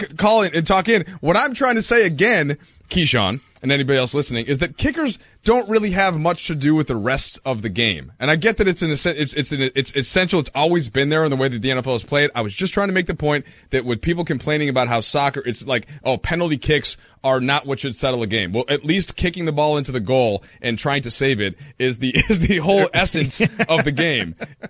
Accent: Minnesota, United States; I'm from Minnesota originally, the home of many Scandinavians.

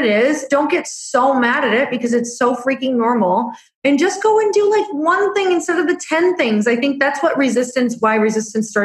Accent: Midwest, United States; I'm from the Midwest

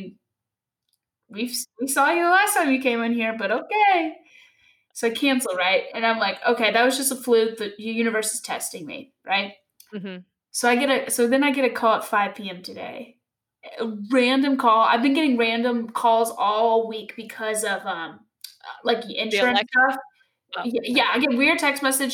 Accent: Louisville, Kentucky, United States; I'm from Louisville

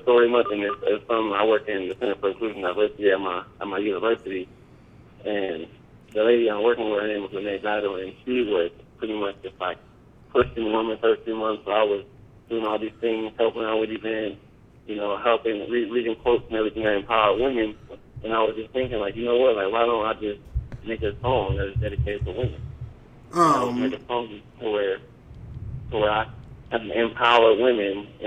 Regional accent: Los Angeles, California, United States; also born or lived in San Diego / Lawndale; I moved to Los Angeles, grew up in Compton and San Pedro

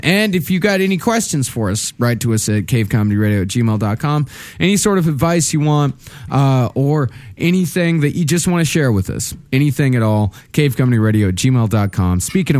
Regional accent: South Africa; now in Toronto, Canada; I now live in Toronto since 2000. Yes, with that goofball embarrassment of a mayor, but I grew up in South Africa.

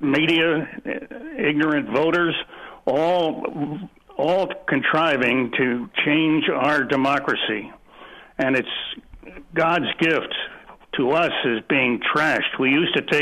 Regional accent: Philadelphia, Pennsylvania, United States; moved away as an adult; now in Iowa, United States; I grew up in Mount Airy

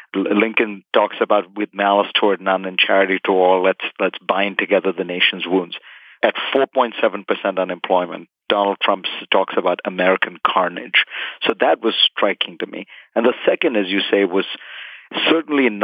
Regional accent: India; moved away as an adult; now in United States; I grew up in India

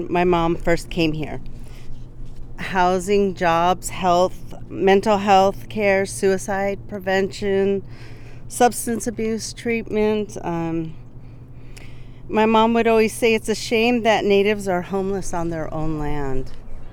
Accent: United States; I am Lakota. I am from Standing Rock and Rosebud

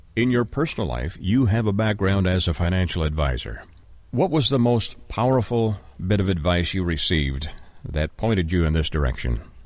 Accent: Canada; moved away; I'm originally from Canada as well

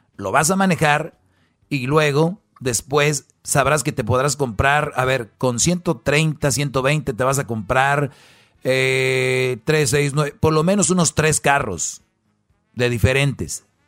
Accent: Mexico

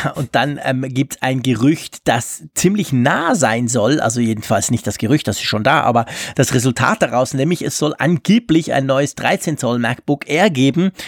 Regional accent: Switzerland; ich komme aus der Schweiz

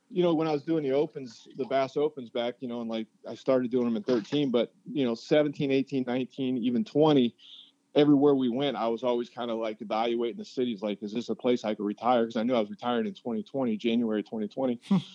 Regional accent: Wyoming, United States; my childhood best friend growing up in Wyoming lives in Columbia, South Carolina.

